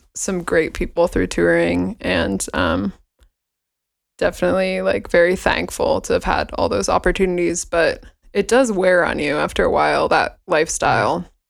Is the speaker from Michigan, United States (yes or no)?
no; Bay Area, California, United States; moved away as an adult; also born or lived in Walla Walla, Washington / Seattle, Washington; I grew up in the Bay Area in California.